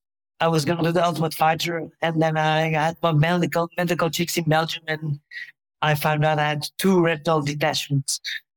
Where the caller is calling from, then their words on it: Medellín, Antioquia, Colombia; I'm calling from Colombia, Medellin, with the most beautiful city I've been in.